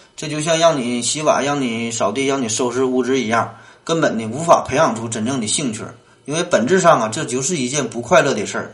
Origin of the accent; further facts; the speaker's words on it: Northeast China, China; 咱们东北人呐